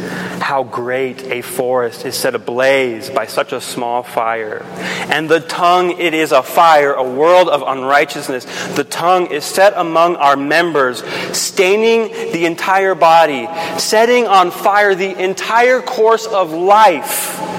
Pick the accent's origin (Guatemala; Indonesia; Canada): Guatemala; When I grew up in Guatemala as a kid, I would come home from school and we'd always come to a stoplight.